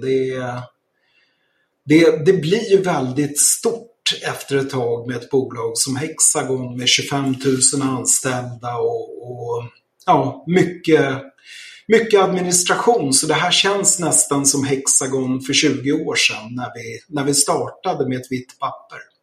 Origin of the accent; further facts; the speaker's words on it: Stockholm, Stockholm County, Sweden; moved away as an adult; also born or lived in Krylbo; Jag är född i Enskede söder om Stockholm. Och eh, ja, bodde där fram till jag var klar med studierna